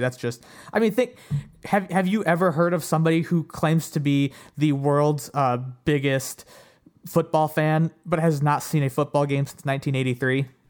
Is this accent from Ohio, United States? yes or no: yes; Ohio, United States; I'm from Ohio